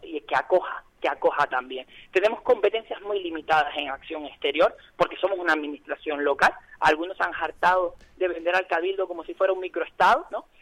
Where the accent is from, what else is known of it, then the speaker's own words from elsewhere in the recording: Tenerife, Canary Islands, Spain; ese carácter migrante que tiene, que tenemos como tinerfeños y tinerfeñas.